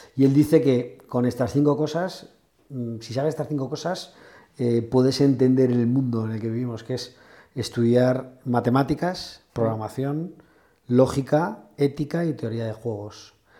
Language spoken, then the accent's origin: Spanish; Spain; siendo como somos los españoles